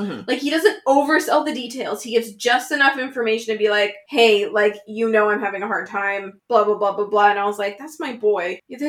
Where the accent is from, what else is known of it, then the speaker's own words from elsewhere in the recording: Canada; Is it because we're Canadian?